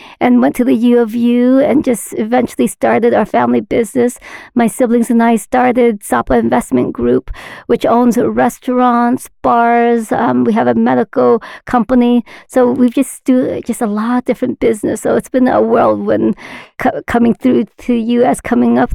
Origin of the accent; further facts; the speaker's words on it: Utah, United States; also born or lived in Vietnam / California; Been in the U.S. since I was 1 year old, so I've been here for over 40 years now